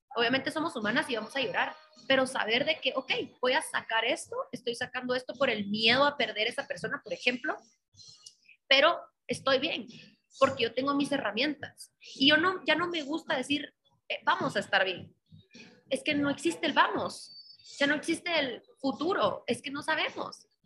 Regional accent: Guatemala; como mujeres guatemaltecas, mujeres latinas

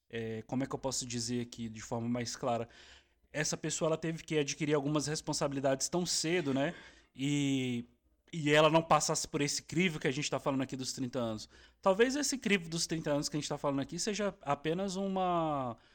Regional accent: Brasília, Federal District, Brazil; A gente, a gente tá da nossa referência, somos de Brasília e tal.

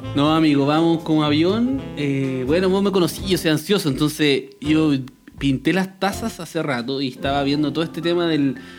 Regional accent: Chile; soy de Chile

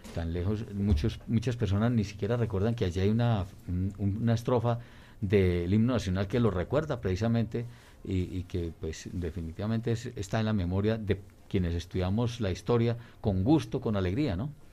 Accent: Colombia; nuestra idiosincrasia como colombianos

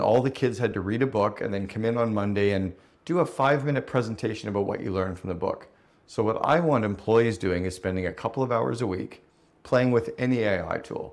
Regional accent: Canada; I grew up in Canada

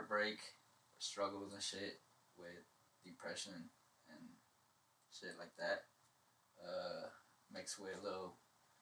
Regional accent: Sacramento, California, United States; Sacramento, California, South Sacramento, born and raised, been here my whole life, that is where I'm from

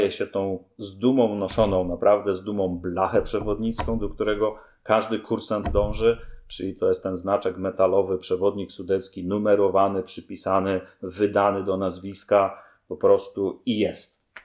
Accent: Greater Poland, Poland; ja jestem z Wielkopolski i Dolnego Śląska się cały czas uczę

